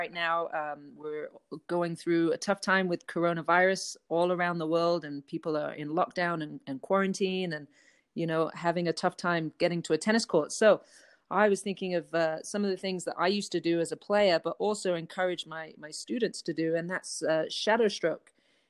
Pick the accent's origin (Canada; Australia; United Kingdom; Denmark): United Kingdom; England; accent: changed from English; moved away as an adult; now in United States; I'm from England, although my accent has changed a lot living here for over 20 years. But I grew up playing tennis in England from about age 8 until 19.